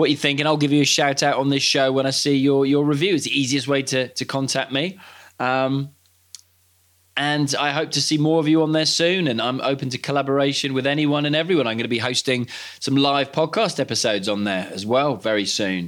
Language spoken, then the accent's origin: English; Cardiff, Wales, United Kingdom; I grew up watching play in Cardiff on the terraces.